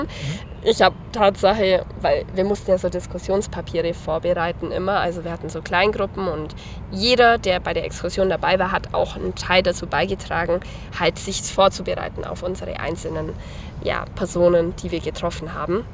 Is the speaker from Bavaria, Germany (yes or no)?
yes; Ottobeuren, Bavaria, Germany; also born or lived in Eichstätt; bei mir in meiner Heimat